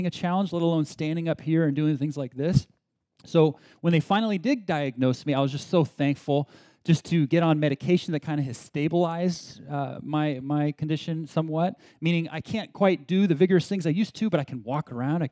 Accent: Berkeley, California, United States; also born or lived in San Diego, United States / Beijing, China; I grew up in San Diego and then was raised more or less in Berkeley, so in the Bay Area

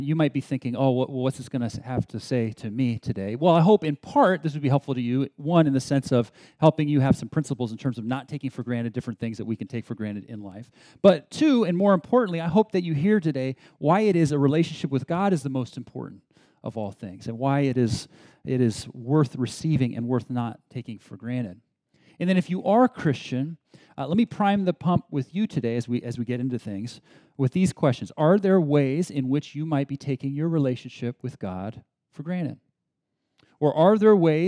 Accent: Berkeley, California, United States; also born or lived in San Diego, United States / Beijing, China; I grew up in San Diego and then was raised more or less in Berkeley, so in the Bay Area

